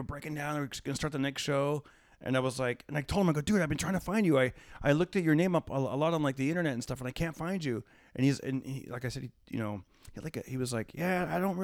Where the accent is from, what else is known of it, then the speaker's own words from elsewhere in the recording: Fresno, California, United States; I performed at a casino near my hometown, which is Fresno